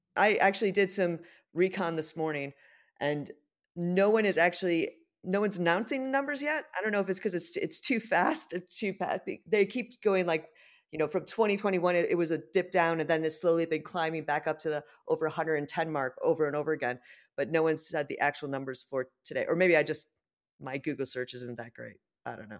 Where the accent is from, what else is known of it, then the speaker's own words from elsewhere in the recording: United States; now in London, United Kingdom; being an American